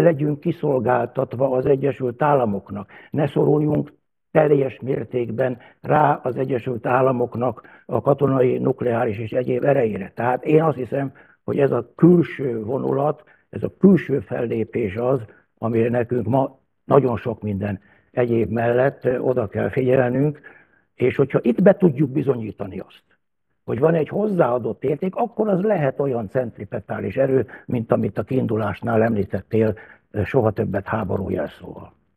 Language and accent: Hungarian; Hungary